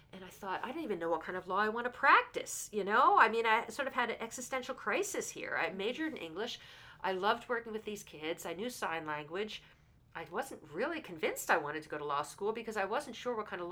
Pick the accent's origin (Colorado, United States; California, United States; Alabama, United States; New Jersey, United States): New Jersey, United States; I'm from New Jersey